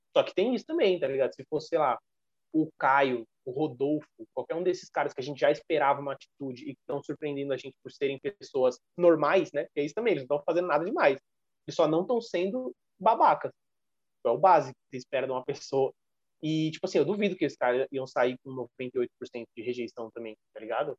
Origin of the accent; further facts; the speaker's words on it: Brazil; a gente como brasileiros